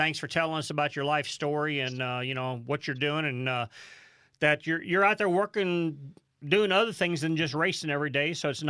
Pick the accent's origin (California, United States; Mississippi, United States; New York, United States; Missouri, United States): Missouri, United States; St. Louis; I grew up in St. Louis